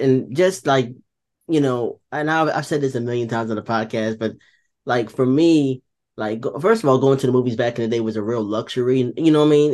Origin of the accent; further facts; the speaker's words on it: Wilson, North Carolina, United States; also born or lived in New Jersey; now in South Carolina, United States; I was raised in North Carolina in a small town called Wilson